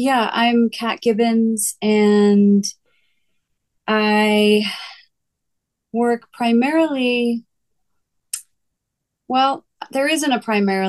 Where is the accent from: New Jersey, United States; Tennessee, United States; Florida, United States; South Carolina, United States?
New Jersey, United States; now in Colorado, United States; I didn't really get into it until I graduated college and I moved to Colorado from New Jersey.